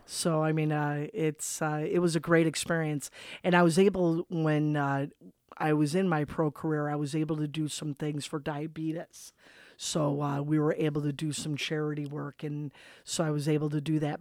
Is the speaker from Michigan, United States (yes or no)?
no; Chicago, Illinois, United States; grew up, uh, southeast side of Chicago